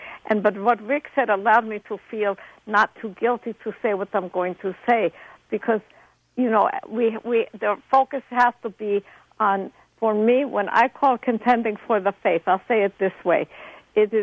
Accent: Moscow, Russia; now in United States; I was born in Moscow

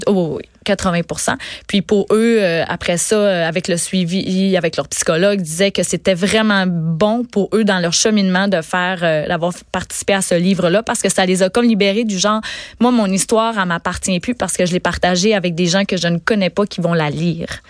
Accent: Gaspésie, Quebec, Canada; je suis native de la Gaspésie.

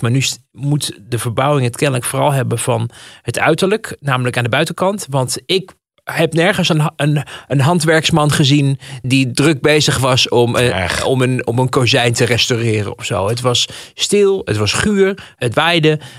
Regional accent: Amsterdam, North Holland, Netherlands; Ik, ik ben ook geboren in Amsterdam. Geboren en getogen

